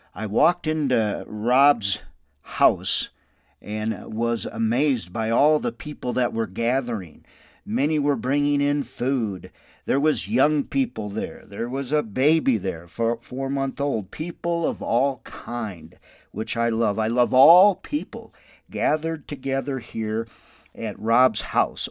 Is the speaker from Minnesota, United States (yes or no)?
yes; Windom, Minnesota, United States; now in Albuquerque, United States; My hometown is Wyndham, Minnesota